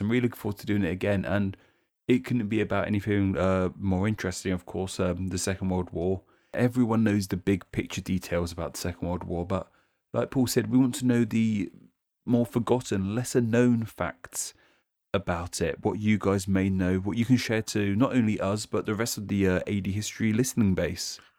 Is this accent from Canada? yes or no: no; United Kingdom; here in the U K